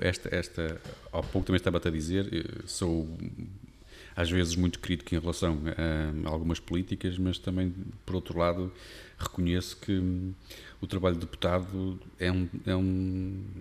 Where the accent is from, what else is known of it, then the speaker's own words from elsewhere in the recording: Porto, Norte, Portugal; moved away as an adult; now in Amarante, Portugal; eu sou tripeiro, nascido e criado